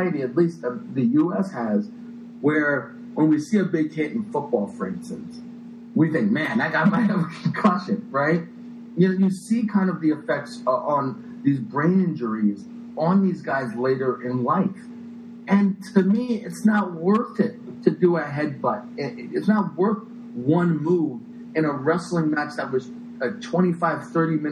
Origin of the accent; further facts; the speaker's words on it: United States; I'm an American